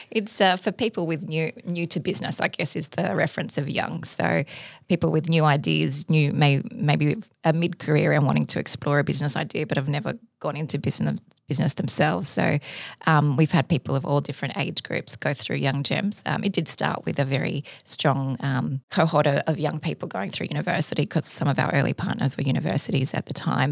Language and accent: English; Sydney, New South Wales, Australia; also born or lived in Cairns, Queensland; I'm from Sydney, went to high school here, but I did li-, live part of my, my childhood in Cairns